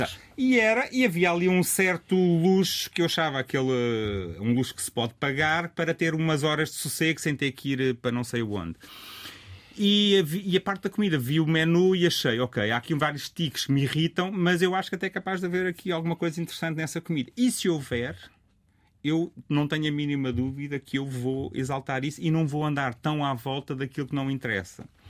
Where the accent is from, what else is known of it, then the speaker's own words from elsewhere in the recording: Rio Maior, Santarém District, Portugal; moved away as an adult; also born or lived in Lisbon; eu sou de Rio Maior